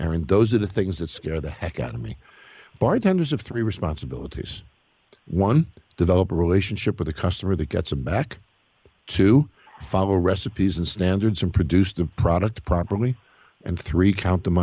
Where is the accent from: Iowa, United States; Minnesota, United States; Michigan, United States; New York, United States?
New York, United States; Scarsdale; I was born in Scarsdale